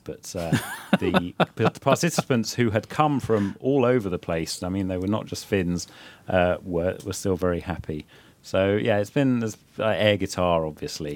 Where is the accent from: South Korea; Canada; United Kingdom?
United Kingdom; England; now in Finland; my home country England